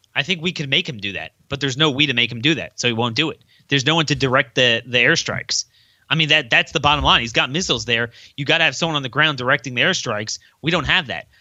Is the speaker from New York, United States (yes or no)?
no; Baltimore, Maryland, United States; my hometown of Baltimore